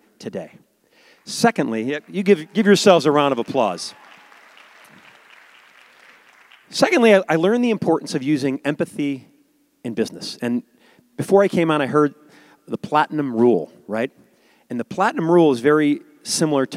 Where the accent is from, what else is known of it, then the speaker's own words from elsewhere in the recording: Chicago, Illinois, United States; I grew up in a suburb of Chicago